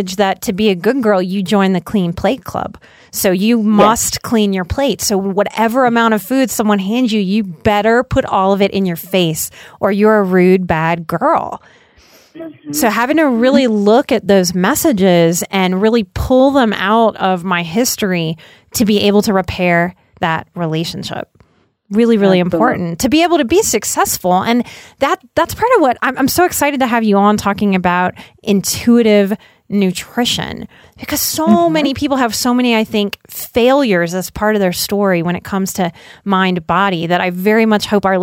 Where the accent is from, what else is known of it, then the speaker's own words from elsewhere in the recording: New Orleans, Louisiana, United States; I come from New Orleans. We eat cream sauce, you know, on everything